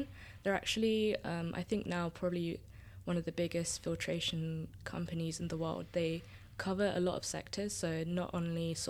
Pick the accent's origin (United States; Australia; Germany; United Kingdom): United Kingdom; Surrey, near Croydon, South London; first language Tamil; From South London or Greater London, South London. I grew up in Surrey, near Croydon